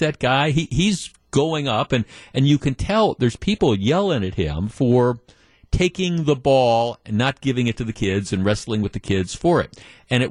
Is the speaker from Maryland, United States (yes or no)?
yes; Baltimore, Maryland, United States; moved away; in Baltimore, my hometown